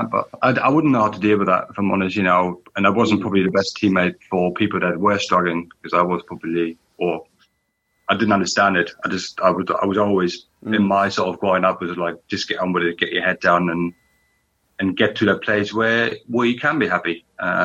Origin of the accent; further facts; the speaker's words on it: Berlin, Germany; moved away; growing up in East Berlin